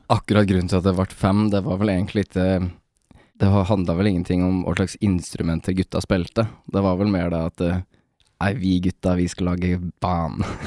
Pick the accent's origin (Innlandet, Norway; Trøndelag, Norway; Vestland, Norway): Innlandet, Norway; Toten; vi kommer jo fra Toten